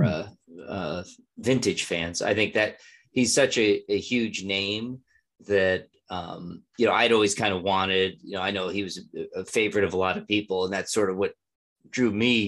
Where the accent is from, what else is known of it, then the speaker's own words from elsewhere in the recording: Northeast, United States; growing up in the Northeast